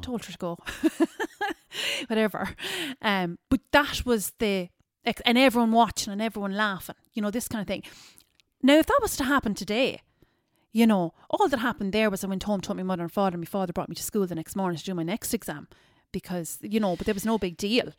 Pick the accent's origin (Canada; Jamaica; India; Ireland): Ireland; Ballyduff, Munster; also born or lived in New York; I'm originally from Kerry. I'm from a small village, um, a G A village called Ballyduff. So, um, grew up there